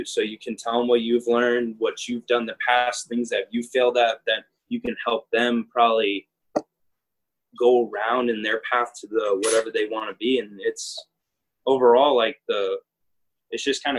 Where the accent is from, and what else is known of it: Arizona, United States; born or raised there